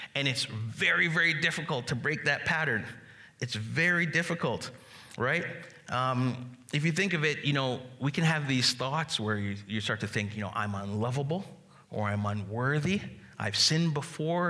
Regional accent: Jamaica; I'm Jamaican

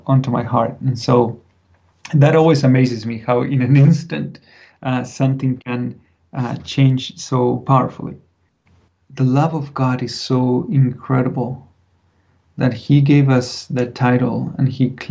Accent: Buenos Aires, Argentina; moved away; I grew up in Buenos Aires, big city, 6 million people just in the city.

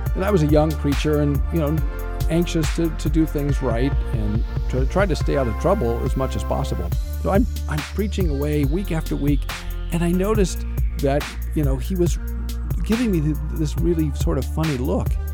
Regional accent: United States; as American evangelicals

